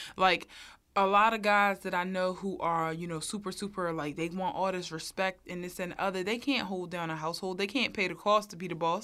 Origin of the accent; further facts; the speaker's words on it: Philadelphia, Pennsylvania, United States; I'm from North Philly too